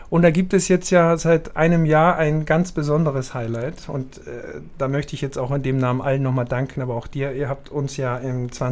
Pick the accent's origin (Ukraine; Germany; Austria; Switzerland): Austria; muss ich ja sagen, dass ich als Österreicher und du geborene Schweizerin